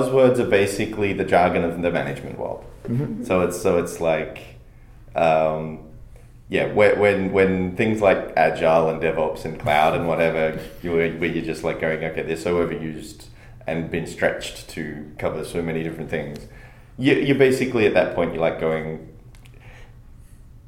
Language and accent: English; Australia; I'm an Australian